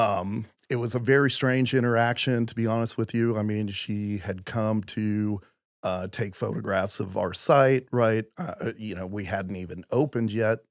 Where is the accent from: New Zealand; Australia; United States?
United States; Midland, Texas; moved away as an adult; also born or lived in Houston, Texas; I'm originally from Midland, Texas